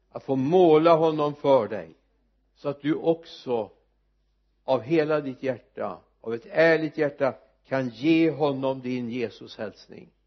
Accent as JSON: {"language": "Swedish", "town": "Mariestad", "region": "Västra Götaland", "country": "Sweden", "tie": "born or raised there", "said": "hemma i Mariestad"}